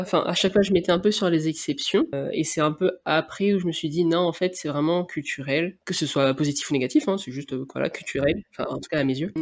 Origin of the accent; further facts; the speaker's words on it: Réunion; moved away as an adult; also born or lived in Nantes, France / Rennes, France; now in France; je suis née, j'ai grandi à La Réunion